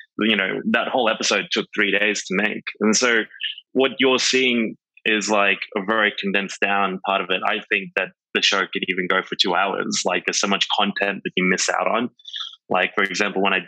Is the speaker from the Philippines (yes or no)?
no; Australia; moved away as an adult; now in New York, United States